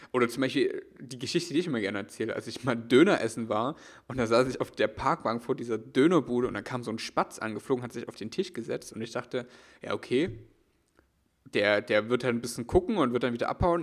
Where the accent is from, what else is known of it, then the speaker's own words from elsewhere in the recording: East Germany, Germany; ich komm aus, komm aus der ostdeutschen Provinz